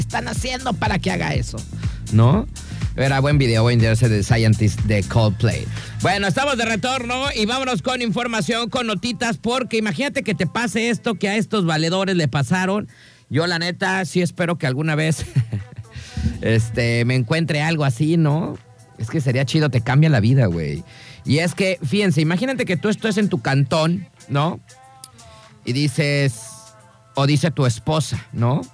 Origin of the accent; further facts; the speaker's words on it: Mexico; Así somos los mexicanos